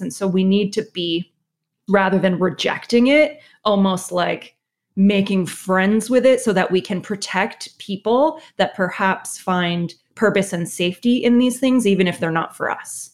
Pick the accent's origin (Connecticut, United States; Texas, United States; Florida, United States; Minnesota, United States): Connecticut, United States; I'm from Connecticut